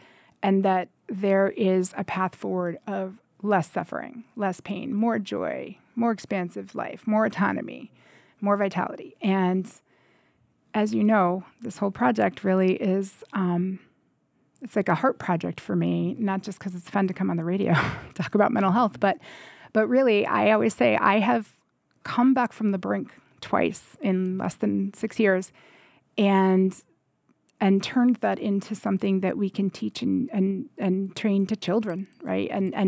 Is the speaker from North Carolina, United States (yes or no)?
no; Lyndon, Vermont, United States; I grew up here in the Northeast Kingdom in Linden, Vermont.